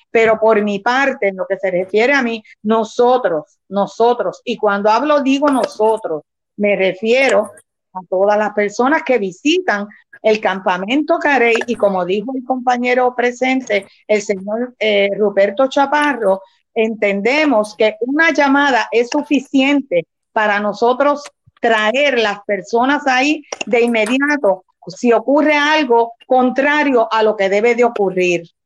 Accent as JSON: {"language": "Spanish", "town": "Rincón", "country": "Puerto Rico", "tie": "born or raised there", "said": "Nacida y criada en mi pueblo de Rincón."}